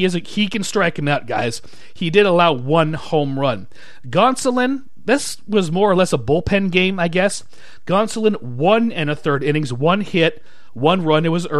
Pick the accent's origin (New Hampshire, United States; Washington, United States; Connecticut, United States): Washington, United States; Shoreline; moved away; from my hometown, I guess former hometown now, Shoreline, Washington.